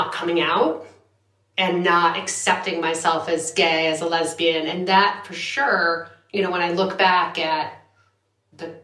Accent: Northbrook, Illinois, United States; also born or lived in Massachusetts / Darien, Connecticut; my mother moved with my brother and I, who was five or six, to a suburb outside Chicago called Northbrook

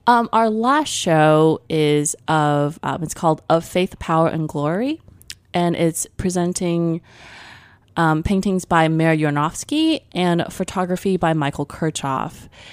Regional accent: Taipei, Taiwan; moved away; When I grew up in Taipei in the early eighties, there was not, um, clean supermarkets.

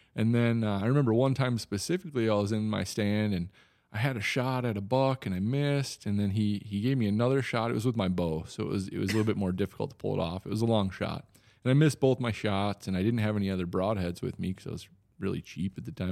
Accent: Wisconsin, United States; accent: Wisconsin; now in Oklahoma, United States; I'm originally from Wisconsin.

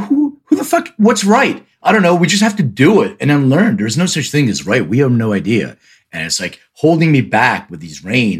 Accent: Philadelphia, Pennsylvania, United States; I grew up in Philly

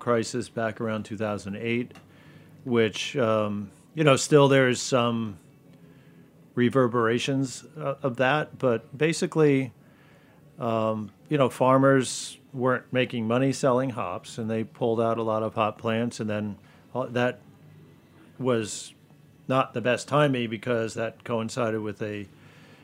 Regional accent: Connecticut, United States; I'm born and raised in Connecticut, live there now.

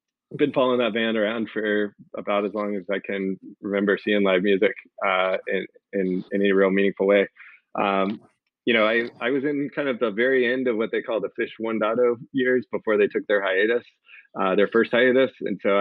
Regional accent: North Carolina, United States; I grew up in North Carolina, so a lot of my stories are East Coast based

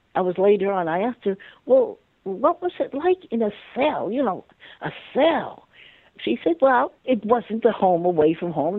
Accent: Halifax, Nova Scotia, Canada; I grew up in Halifax, Nova Scotia, and I was the last of 15 children mostly my life was in the north end of Halifax

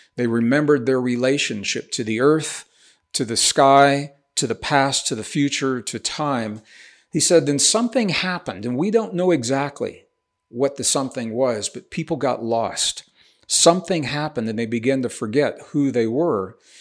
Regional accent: Missouri, United States; also born or lived in Taos, New Mexico; now in New Mexico, United States; I'm a Midwestern boy. I was born in, in Missouri

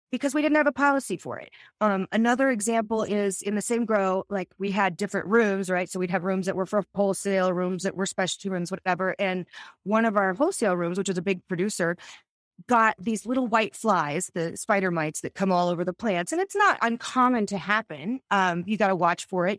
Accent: Arizona, United States; I grew up in Arizona

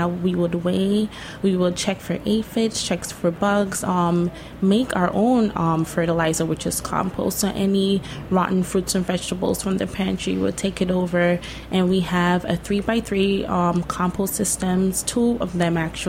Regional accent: Guyana; now in Brooklyn, United States; I am from Guyana. It's the only English-speaking country in South America.

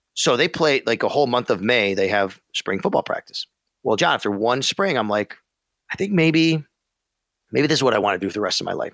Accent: Buffalo, New York, United States; also born or lived in Syracuse; I come from Buffalo

